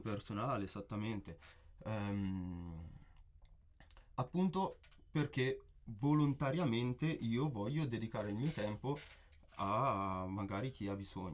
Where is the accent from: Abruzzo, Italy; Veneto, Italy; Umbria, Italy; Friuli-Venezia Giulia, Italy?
Umbria, Italy; Perugia; sono perugino, eh, nato e cresciuto qua